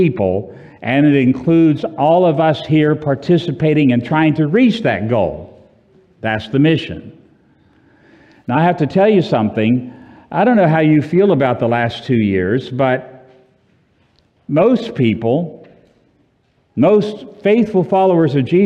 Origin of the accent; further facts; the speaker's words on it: Orlando, Florida, United States; I'm from Orlando, and where it's always, 72